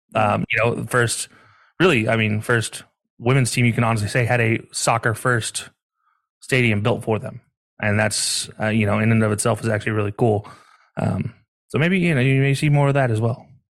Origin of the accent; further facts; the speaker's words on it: the South, United States; now in Ohio, United States; growing up down south for so long